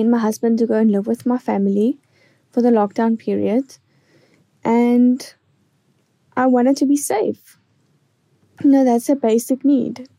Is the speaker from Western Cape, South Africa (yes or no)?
no; East London, Eastern Cape, South Africa; I am from East London in South Africa.